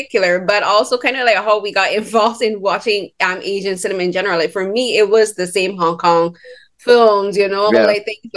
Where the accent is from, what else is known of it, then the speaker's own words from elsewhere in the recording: Barbados; I'm from Barbados